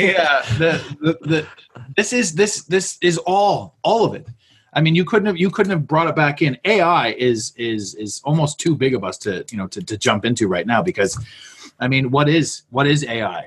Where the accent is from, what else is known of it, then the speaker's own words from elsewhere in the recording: Canada; I was born here. I'm a Canadian